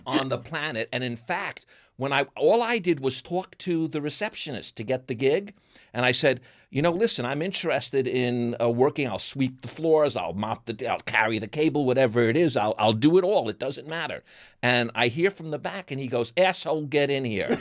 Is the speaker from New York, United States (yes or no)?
yes; New York, United States; accent: New York; moved away; my New York accent